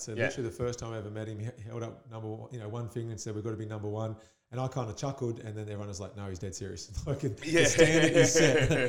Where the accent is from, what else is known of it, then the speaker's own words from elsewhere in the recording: Perth, Western Australia, Australia; when I came from Perth, I was like, I'm a professional athlete.